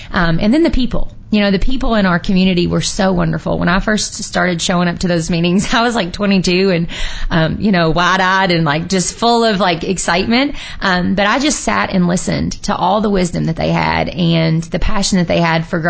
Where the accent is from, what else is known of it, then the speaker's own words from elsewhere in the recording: Louisville, Kentucky, United States; moved away as an adult; also born or lived in Nelson County, Kentucky; now in Bourbon County, United States; I grew up in Louisville